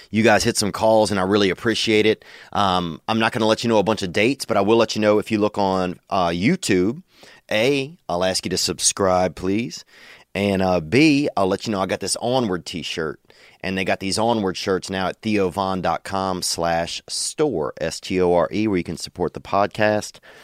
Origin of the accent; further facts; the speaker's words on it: Louisiana, United States; moved away as an adult; now in Los Angeles, United States; I love Louisiana. I love my home state